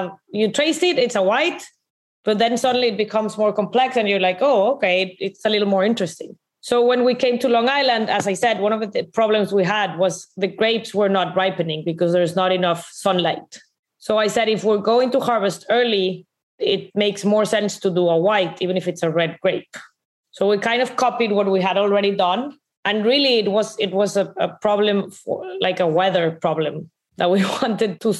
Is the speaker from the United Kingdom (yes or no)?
no; Monterrey, Nuevo León, Mexico; I'm from Monterrey, right? Monterrey is very, very